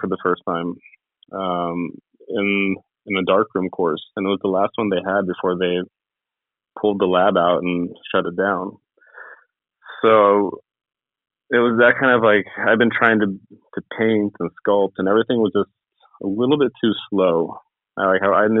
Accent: Ojai, California, United States; also born or lived in Los Angeles, United States / Sweden; I was born in Los Angeles, and I grew up in California for the most part

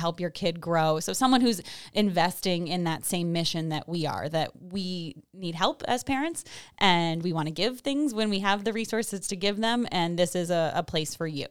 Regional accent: Salem, New York, United States; also born or lived in Washington DC / Boston / Glens Falls; I grew up in Salem, um, and moved away for about ten years after high school

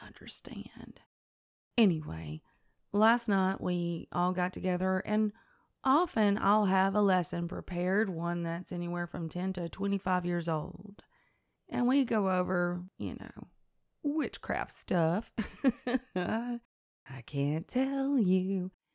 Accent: Tennessee, United States; I'm also from River Folk. Um, the Tennessee River runs right through our state, and it is a natural resource that has informed all of my, well, everything, my growing up, my memories, um, the inflection of the way I speak

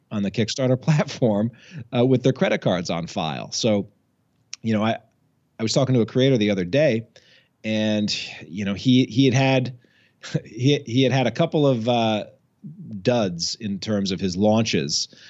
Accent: Albany, New York, United States; moved away as an adult; also born or lived in Washington, D.C.; now in Massachusetts, United States; I grew up in Albany, New York, um, which is you know the capital city of uh, of sort of upstate New York

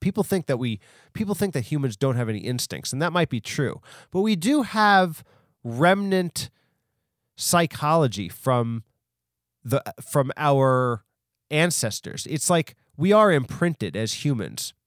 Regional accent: New York, United States; also born or lived in Long Island; I'm from New York, so I was able to go to, like, the Bronx Zoo and the Queen's Zoo

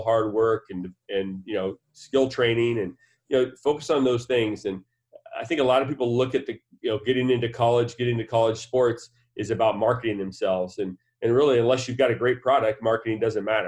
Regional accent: Alaska, United States; moved away as an adult; also born or lived in Oregon / Southern California; I grew up in Alaska playing hockey

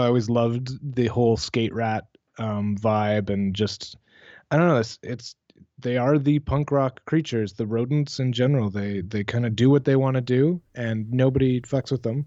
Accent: Canada

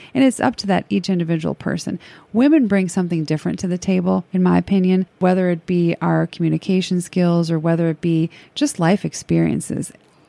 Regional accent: Crown Point, Indiana, United States; moved away as an adult; also born or lived in Cincinnati, Ohio; now in Harrison, United States; I was born and raised in Northwest Indiana, a little town called Crown Point. My dad was a proud union pipe fitter, local 597, and my mom worked up at our local public school. My dad and mom were very strict Catholics. We were raised Catholic, and I moved down here to Cincinnati

